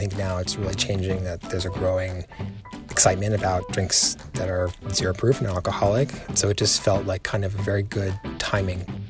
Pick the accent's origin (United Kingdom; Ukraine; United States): United Kingdom; Manchester, North West England; I grew up in Manchester in, in northern England